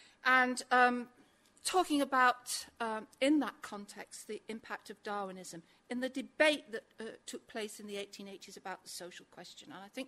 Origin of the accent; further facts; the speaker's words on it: Manchester, North West England, United Kingdom; I'm a Mancunian.